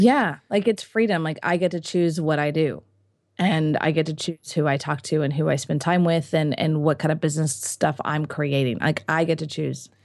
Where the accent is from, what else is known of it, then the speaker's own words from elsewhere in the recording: United States; I'm an American